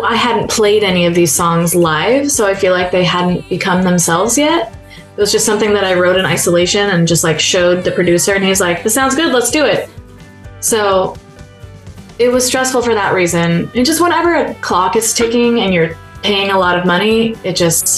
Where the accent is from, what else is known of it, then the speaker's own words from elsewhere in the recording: San Diego, California, United States; now in Nashville, United States; I'm from San Diego